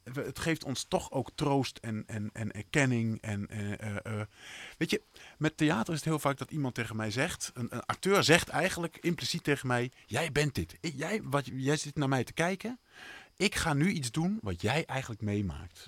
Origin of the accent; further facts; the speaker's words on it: near Bolsward, Friesland, Netherlands; in Bolsward heb je dat is het, stadje vlakbij waar ik vandaan kom